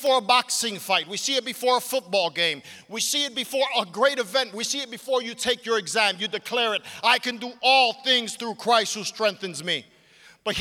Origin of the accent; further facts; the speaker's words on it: New York City, New York, United States; I grew up in Brooklyn, New York